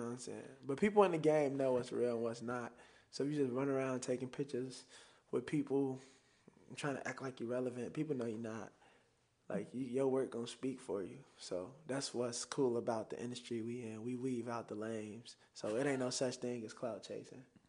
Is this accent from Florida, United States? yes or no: no; Chicago, Illinois, United States; I still talk like I'm from Chicago. I still got the slang